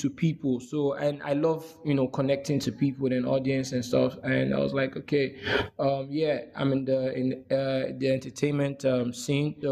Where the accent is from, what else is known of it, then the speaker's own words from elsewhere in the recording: Benin City, Edo, Nigeria; also born or lived in Abia State; I was born and brought up in Benin City, Edo State. Though I'm from the eastern part of Nigeria. Abia State, to be precise.